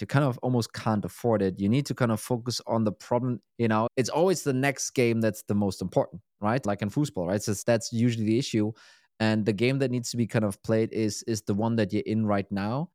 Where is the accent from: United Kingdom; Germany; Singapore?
Germany; Berlin; moved away; Berlin is kind of my hometown